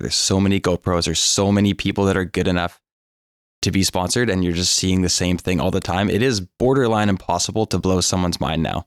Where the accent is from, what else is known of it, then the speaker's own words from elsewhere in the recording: North Vancouver, British Columbia, Canada; I'm born and raised in North Vancouver